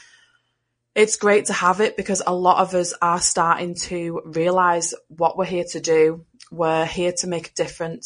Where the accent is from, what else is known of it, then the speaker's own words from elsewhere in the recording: Liverpool, North West England, United Kingdom; now in Wigan, United Kingdom; I am from England and I live in the northwest of England. I was born in Liverpool and now I live in a place called Wigan.